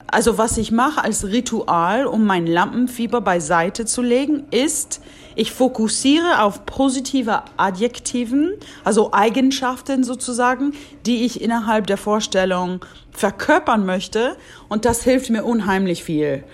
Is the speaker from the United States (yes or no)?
yes; Washington, United States; moved away; Da ich groß geworden bin in Washington State